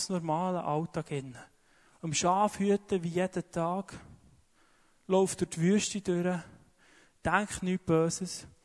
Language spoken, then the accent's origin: German; Switzerland; Wie ich ja gesagt glaube, speziell wir als Schweizer.